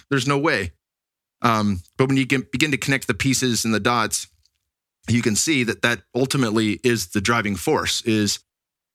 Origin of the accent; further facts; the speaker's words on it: Silicon Valley, California, United States; moved away; where I grew up in the Silicon Valley